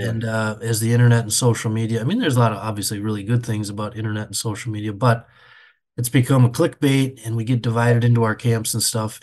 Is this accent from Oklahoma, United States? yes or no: no; Benson, Minnesota, United States; I grew up in a little town of thirty-two hundred people, Benson, Minnesota